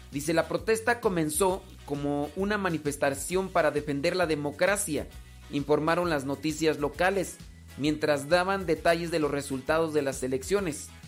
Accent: Guadalajara, Jalisco, Mexico; soy acá de Guadalajara.

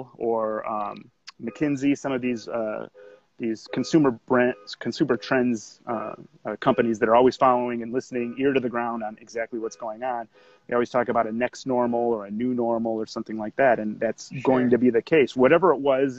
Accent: Kenosha, Wisconsin, United States; moved away; I'm from Kenosha originally, so not too far away from where you guys are

